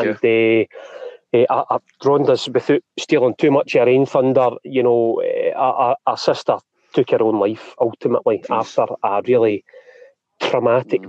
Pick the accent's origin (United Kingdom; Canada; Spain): United Kingdom; East Kilbride, Scotland; also born or lived in Bellshill; born in Bells Hill, uh, and then brought up in East Kilbride